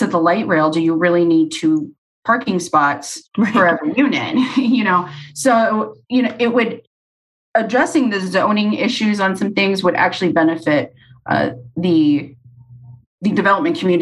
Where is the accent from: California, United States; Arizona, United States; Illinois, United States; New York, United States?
Arizona, United States; I'm from Arizona